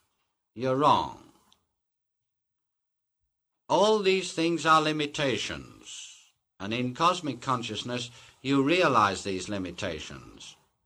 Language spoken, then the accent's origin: English; Wellington, West Midlands, United Kingdom; born there; The very fact that I have to go in and say I was born in Wellington, England, is a limitation.